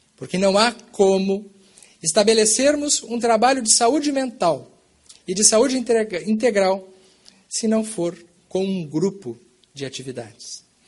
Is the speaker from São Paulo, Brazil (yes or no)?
no; Bagé, Rio Grande do Sul, Brazil; moved away as an adult; now in Pelotas, Brazil; Quando eu nasci, eu já nasci numa família espírita no Brasil, no sul do Brasil, na cidade de Bagé, no Rio Grande do Sul, fronteira com o Uruguai